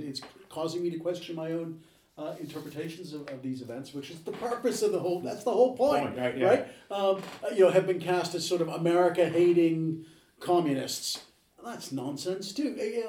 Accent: United States; because David and I are both Americans, as you may be aware of this.

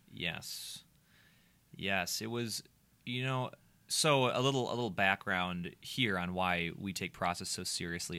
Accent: Minnesota, United States; the Minnesotan that I am

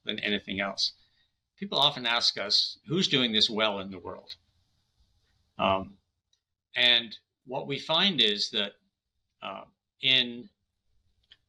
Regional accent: Canada; I'm Canadian

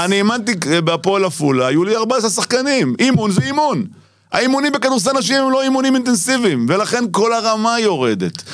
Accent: Tel Aviv, Tel Aviv District, Israel; אני גדלתי בשכונות התקווה

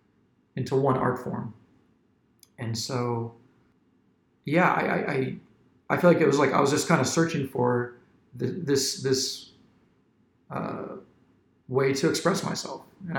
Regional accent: Centreville, Virginia, United States; I grew up in Centerville.

